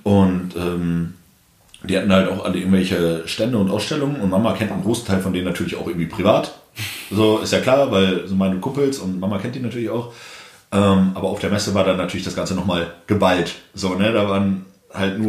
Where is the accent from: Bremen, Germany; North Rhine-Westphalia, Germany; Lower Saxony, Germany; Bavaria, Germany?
Bremen, Germany; moved away as an adult; now in Berlin, Germany; ich komme ursprünglich aus Bremen, aus dem Norden. Ich bin vor einem guten Jahr nach Berlin gezogen